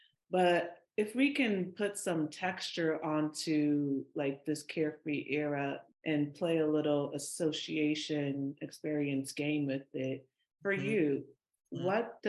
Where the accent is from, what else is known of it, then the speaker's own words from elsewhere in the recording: Igbo, Igboland, Nigeria; we're both Nigerian, and I know within our specific culture there's this thing with the oldest daughters. I'm Igbo